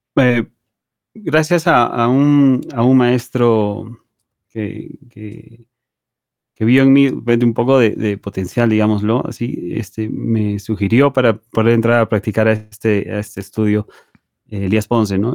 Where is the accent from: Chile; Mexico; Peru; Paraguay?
Peru; en mi país no existía esa carrera en la universidad